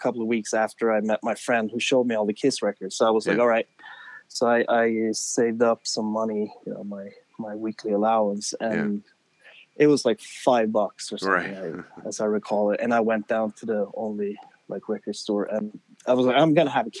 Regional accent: Stockholm, Stockholm County, Sweden; moved away as an adult; also born or lived in New York City, United States; now in New Jersey, United States; I grew up in Stockholm, Sweden.

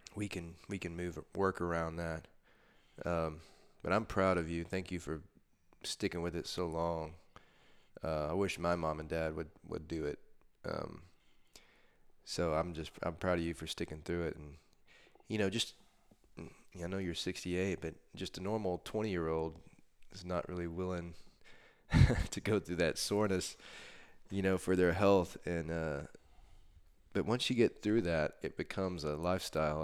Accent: Texas, United States; born or raised there

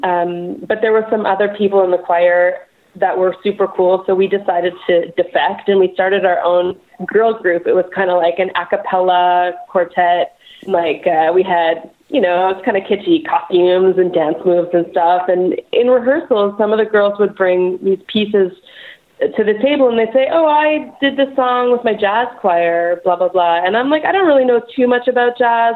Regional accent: Montreal, Quebec, Canada; moved away as an adult; now in Vancouver, Canada; Montreal, born and raised

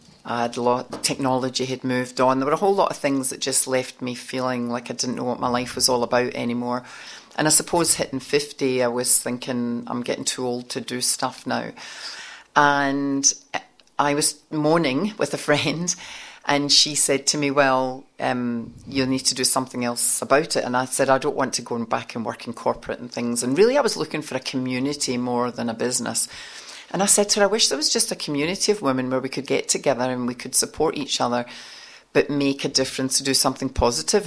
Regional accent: Scotland, United Kingdom; moved away as an adult; now in Sydney, Australia; I'm from Scotland

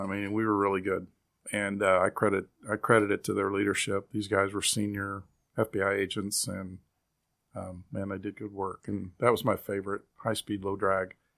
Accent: Kansas City, Kansas, United States; also born or lived in Springfield, Missouri; I was born and raised in Kansas City, Kansas, and that is my home community.

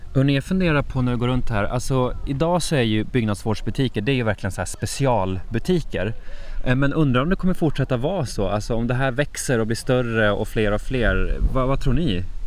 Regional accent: Norrland, Jämtland, Sweden; moved away; Jämtland och Norrland, där jag kommer ifrån

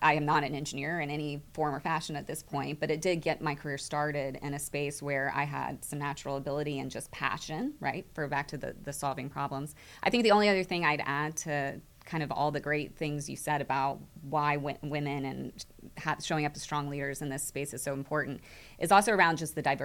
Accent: Houston, Texas, United States; I grew up, born and raised in Houston, out in the Cypress area

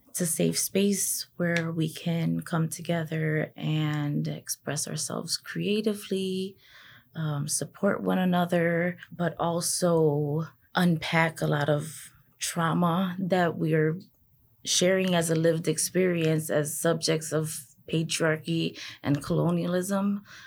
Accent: Chicago, Illinois, United States; born and raised in Humboldt Park

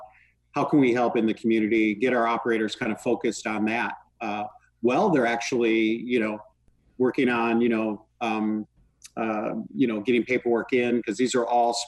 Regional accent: Chicago, Illinois, United States; moved away; I'm from Chicago originally

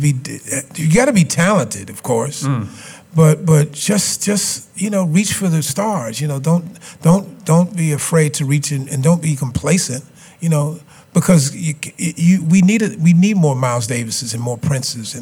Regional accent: Chicago, Illinois, United States; I grew up in Chicago

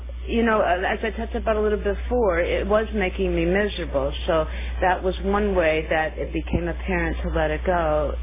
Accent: New York City, New York, United States; now in California, United States; I come from New York State, and, you know, New York City

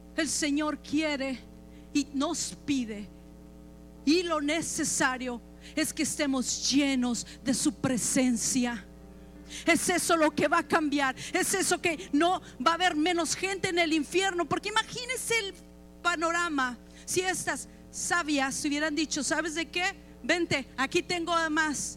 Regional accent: Chihuahua, Mexico; yo soy de Chihuahua

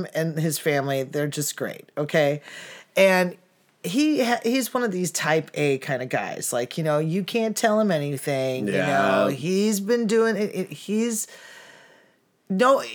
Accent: Chicago, Illinois, United States; I'm from Chicago

